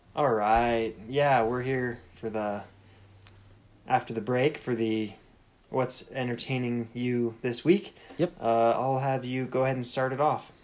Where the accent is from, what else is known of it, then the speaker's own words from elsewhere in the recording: United States; I grew up in America